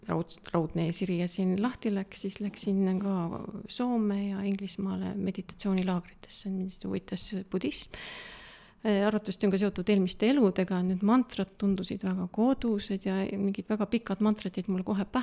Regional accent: Tallinn, Harju County, Estonia; Tallinnast pärit ja äh,, ja ega kaugemale pole väga jõudnudki

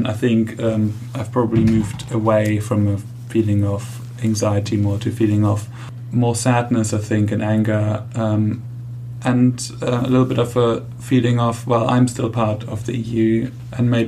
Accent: Germany; moved away as an adult; now in United Kingdom; I've always growing up in Germany

